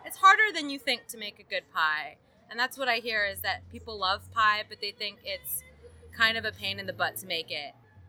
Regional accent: Northern Virginia, United States; moved away as an adult; now in Chattanooga, United States; I'm originally from Northern Virginia, right outside of D.C. I've lived there my entire life

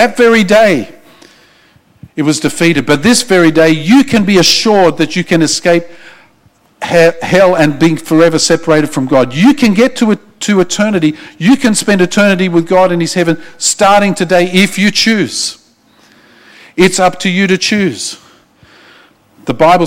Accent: Australia; I'm an Australian

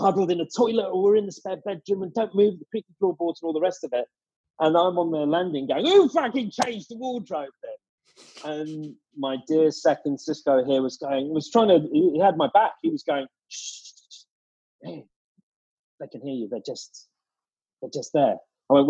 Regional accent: Harrow, London, United Kingdom; I'm from Harrow.

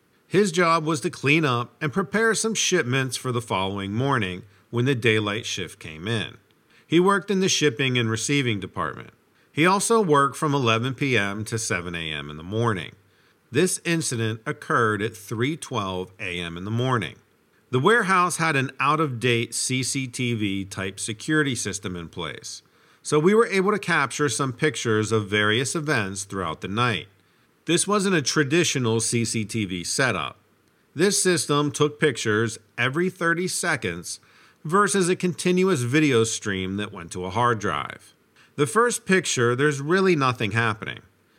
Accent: Brooklyn, New York, United States; Also, growing up in Brooklyn kind of gives you a little bit of a different perspective on life.

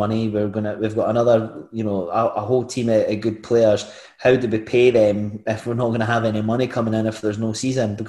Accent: Glenrothes, Scotland, United Kingdom; I'm from Glenothis

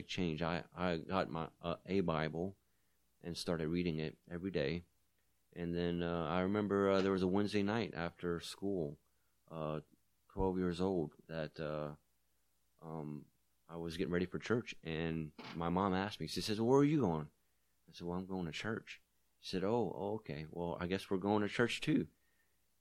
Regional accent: Louisiana, United States; moved away as an adult; I was born in Louisiana, and I transplanted here in 04. I grew up in Louisiana being a Catholic

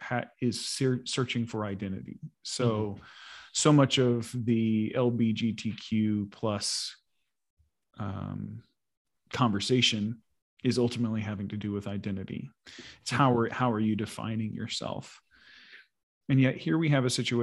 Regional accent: United States; moved away; also born or lived in Sweden; I'm an American. We became Swedish citizens, you know, as well over the course of the years

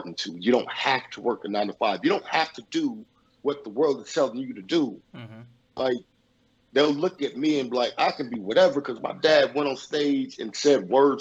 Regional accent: Los Angeles, California, United States; I grew up in Los Angeles, California. Born and raised in Los Angeles, California

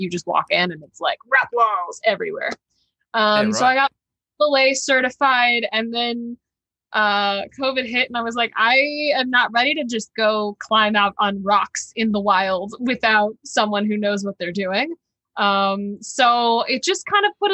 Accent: Texas, United States; moved away as an adult; now in Los Angeles, United States; I was born and raised in Texas. Great place to be from. I had a great childhood

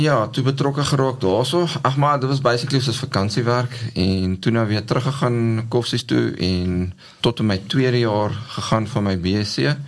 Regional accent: Ladysmith, KwaZulu-Natal, South Africa; moved away as an adult; ek het groot geword in Ladysmith in Natal. Uh daar gebore, skool gegaan

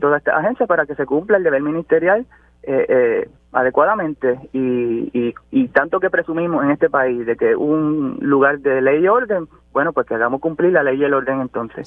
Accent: Toa Alta, Puerto Rico; Yo soy de Bucarabones, yo soy de Toalta, nacido y criado aquí, así que sufro como cualquier otro tuerteño

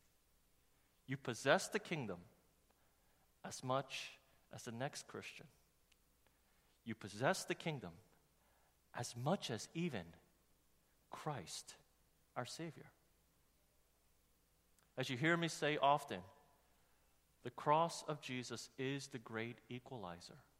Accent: New York, United States; growing up in New York

